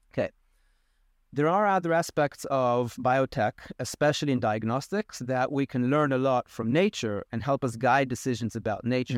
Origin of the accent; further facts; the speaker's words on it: Israel; moved away as an adult; also born or lived in United States / South Africa; now in Costa Rica; I grew up in Israel